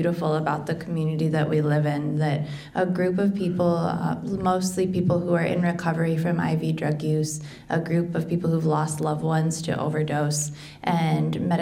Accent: Iowa City, Iowa, United States; as I was a child growing up in Iowa City

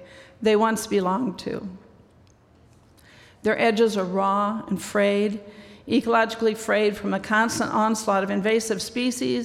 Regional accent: Pocahontas, Iowa, United States; growing up in Northwest Iowa in Pocahontas.

